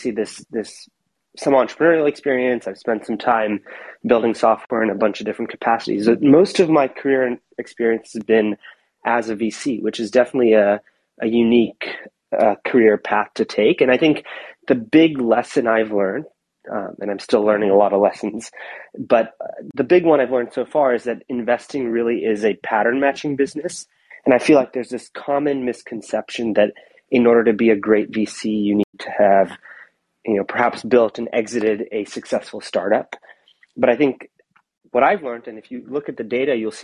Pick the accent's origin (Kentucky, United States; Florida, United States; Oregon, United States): Oregon, United States; Portland; moved away; I grew up in Portland, Oregon, and my parents were immigrants from India